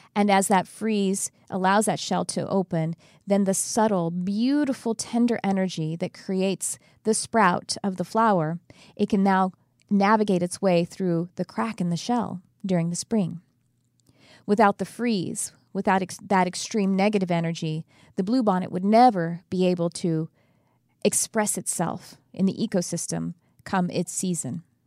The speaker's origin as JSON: {"language": "English", "region": "Texas", "country": "United States", "moved": "yes", "lives_now": "California, United States", "said": "I'm from Texas, but I've been in California a very long time"}